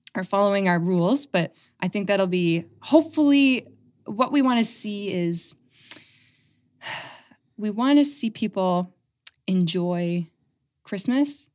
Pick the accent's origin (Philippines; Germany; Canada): Canada; Aylmer, Ontario; moved away as an adult; also born or lived in London, Ontario / Calgary / Toronto; I grew up in Elmer. I went away for quite a while, and I've just come back recently